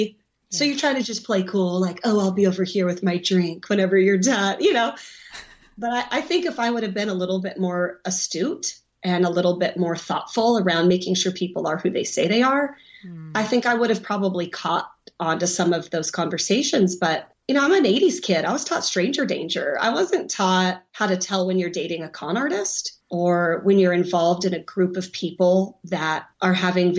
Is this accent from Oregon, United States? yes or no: yes; Oregon, United States; I'm from Oregon. We might have different slang, but we have mountains in Oregon.